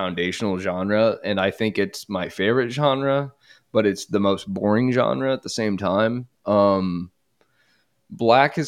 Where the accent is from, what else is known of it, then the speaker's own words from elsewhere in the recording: Lafayette, Indiana, United States; now in Indianapolis, United States; I'm originally from Lafayette, Indiana, like the factory town next to where Purdue is.